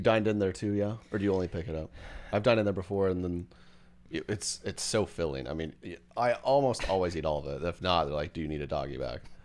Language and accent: English; Edmond, Oklahoma, United States; my hometown, Edmond.